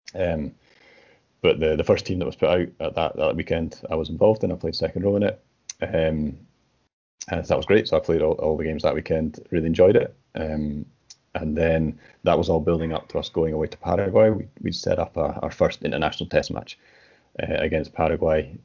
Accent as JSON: {"language": "English", "region": "Scotland", "country": "United Kingdom", "moved": "as an adult", "lives_now": "Bolivia", "said": "as a Scot"}